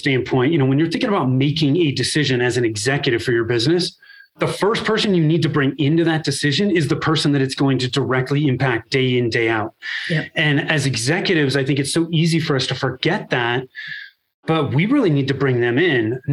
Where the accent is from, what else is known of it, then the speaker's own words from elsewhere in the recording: Northern California, United States; moved away as an adult; now in Denver, United States; I was born and raised in Northern California. I'm still in the Denver area now